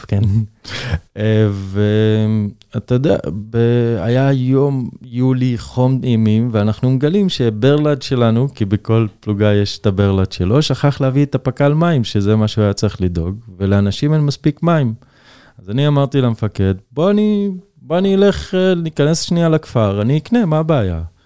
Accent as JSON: {"language": "Hebrew", "country": "Israel", "said": "כדרוזי, כדובר ערבית"}